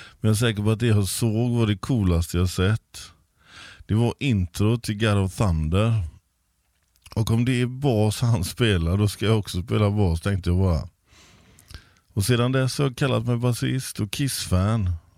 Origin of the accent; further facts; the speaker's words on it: Gothenburg, Västra Götaland, Sweden; Jag är uppvuxen i Backa.